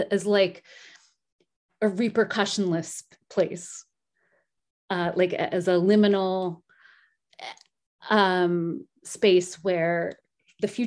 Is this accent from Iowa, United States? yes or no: no; New Jersey, United States; I'm from Jersey.